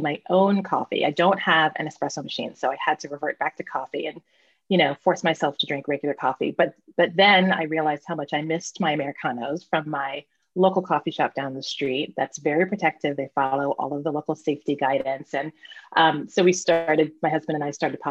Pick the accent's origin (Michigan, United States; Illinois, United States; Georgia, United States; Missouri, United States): Missouri, United States; Springfield; also born or lived in Columbia, Missouri; I grew up in Springfield, Missouri.